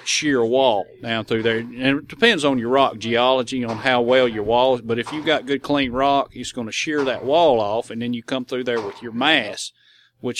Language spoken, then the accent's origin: English; north of Nashville, Whites Creek / Joelton area, Tennessee, United States; also born or lived in Decatur County, Tennessee; I grew up north of Nashville, White Creek, Jolton area